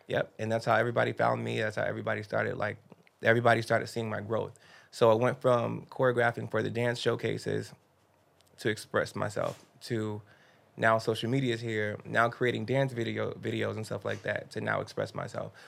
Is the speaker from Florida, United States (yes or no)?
yes; Miami, Florida, United States; I grew up in Miami